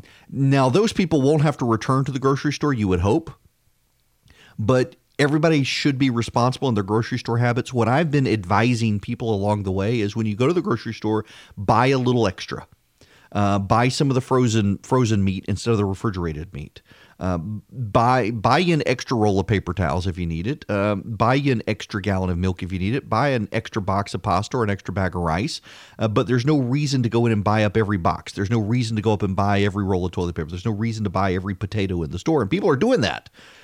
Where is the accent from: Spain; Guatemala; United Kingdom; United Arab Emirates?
United Arab Emirates; Dubai; So when I was a kid, I grew up in Dubai